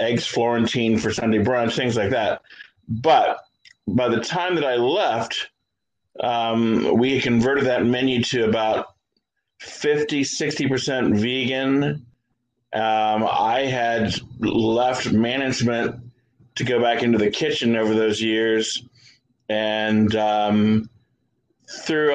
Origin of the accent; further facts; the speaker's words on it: Columbus, Ohio, United States; I am from Columbus, Ohio.